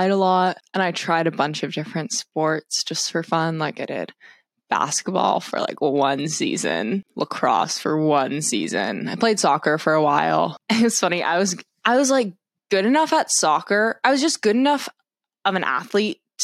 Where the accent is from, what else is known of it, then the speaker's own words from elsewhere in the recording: Concord, Massachusetts, United States; I'm 2C of the Women's Eight. I'm from Concord, Massachusetts